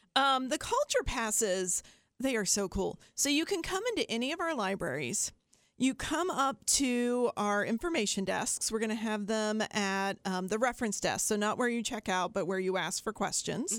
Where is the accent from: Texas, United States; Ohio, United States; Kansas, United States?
Ohio, United States; Appalachian; I'm from Appalachia, Ohio. As south as you can get in Ohio, in fact.